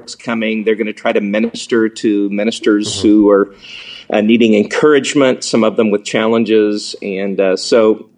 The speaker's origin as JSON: {"language": "English", "region": "the Ozarks", "country": "United States", "said": "I'm from the Ozarks."}